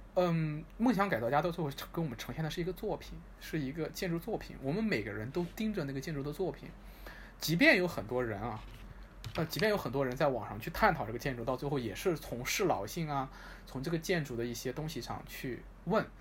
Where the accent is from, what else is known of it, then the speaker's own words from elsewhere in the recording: Xuzhou, Jiangsu, China; moved away as an adult; now in Hangzhou, China; 我老家是在徐州，对，我老家是在徐州，然后我，呃，我们家在徐州有一套房，呃，我是在那个房子里面长大的，度过了我从八岁到十八岁的十年。然后我弟弟是出生在那个房子里，他在那个房子里度过了他从一岁到八岁这八年。然后，呃，后来我们家搬到了杭州，我们家搬到了杭州